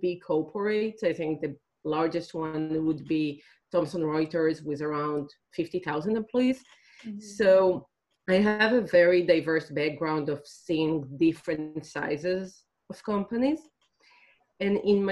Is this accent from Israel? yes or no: yes; Israel; I'm originally from Israel